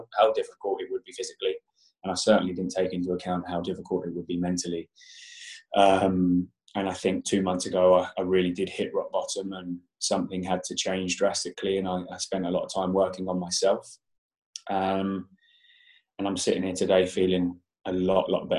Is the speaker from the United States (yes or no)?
no; Portsmouth, South East England, United Kingdom; moved away as an adult; now in London, United Kingdom; I'm actually from Portsmouth on the south coast, but I moved to London when I was 19, so many moons ago